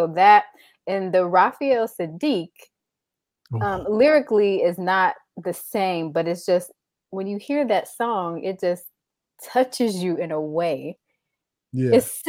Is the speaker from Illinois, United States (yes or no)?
yes; Chicago, Illinois, United States; So …, of course, because I'm from Chicago